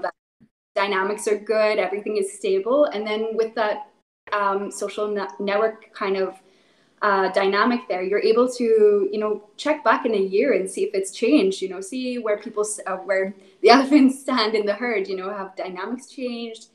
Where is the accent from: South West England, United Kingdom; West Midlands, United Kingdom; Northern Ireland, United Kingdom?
Northern Ireland, United Kingdom; so I'm originally from Northern Ireland. Um, so I, I, grew up in the middle of nowhere, lots of cows, lots of sheep